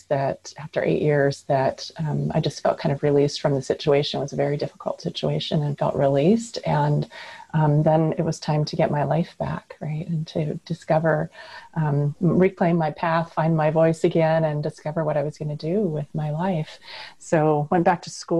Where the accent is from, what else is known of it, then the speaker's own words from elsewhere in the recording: Puget Sound area, Washington, United States; also born or lived in Alaska; I grew up here in the Puget Sound area in the state of Washington